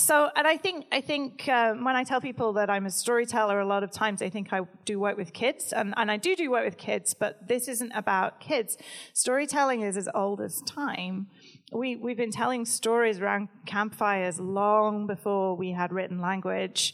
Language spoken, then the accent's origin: English; United Kingdom; I'm British